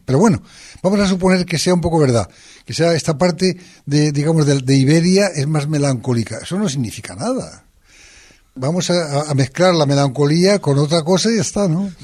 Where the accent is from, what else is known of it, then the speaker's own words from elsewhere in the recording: northern Aragon, Spain; yo soy del norte de Aragón